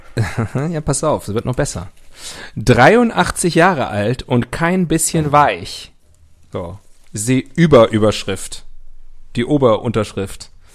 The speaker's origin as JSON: {"language": "German", "region": "West Germany", "country": "Germany", "tie": "born or raised there", "said": "Ich bin aus dem Westen. Ich bin mit dem Kapitalismus aufgewachsen"}